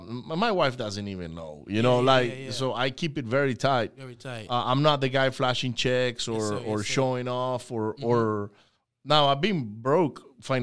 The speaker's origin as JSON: {"language": "English", "country": "Venezuela", "tie": "born or raised there", "moved": "yes", "said": "I grew up in Venezuela"}